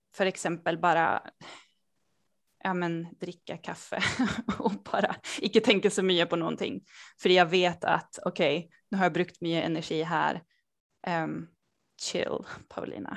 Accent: Sweden; also born or lived in Norway / Denmark; jag bor och kommer från Sverige. Eh, jag har finska föräldrar

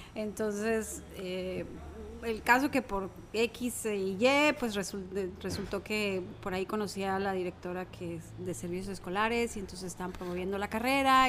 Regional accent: Mexico City, Mexico; moved away as an adult; now in Guaymas, Mexico; Soy de la Ciudad de México, nací en la Ciudad de México, estudié allá hasta los 18 años, me vine a Guaymas a hacer la, carrera acá.

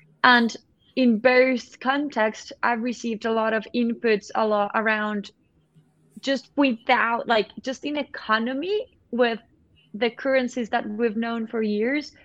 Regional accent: Colombia; I'm from Colombia

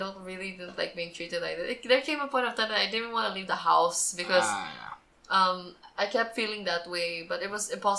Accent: Philippines; And also, it's also a good thing for me because knowing that I'm Filipino, it's just a shame that I am culture shocked here.

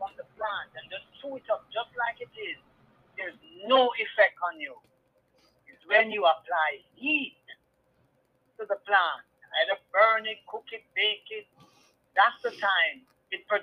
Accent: Jamaica; I'm from Jamaica

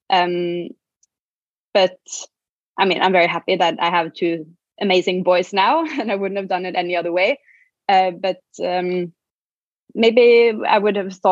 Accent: Norway; moved away as an adult; also born or lived in Shanghai, China / Hong Kong; I'm from Norway and um, been doing. I, I started a, a, boutique agency, uh, an event agency, in when I was living in Shanghai, working with Scandinavian companies.

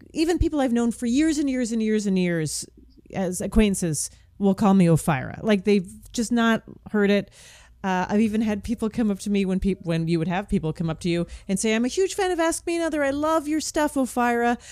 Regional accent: Canada; I'm Canadian

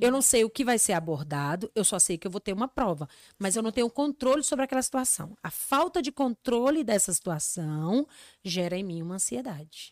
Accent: Encanto, Rio Grande do Norte, Brazil; moved away; eu sou de uma cidadezinha chamada Encanto, no Rio Grande do Norte

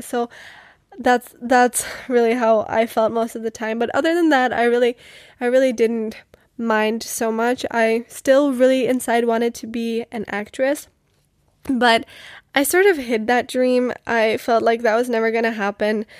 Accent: Most, Ústí nad Labem Region, Czechia; moved away; I come from the Czech Republic and I come from a small city called Most. I spent most of my childhood living with my grandma in Most

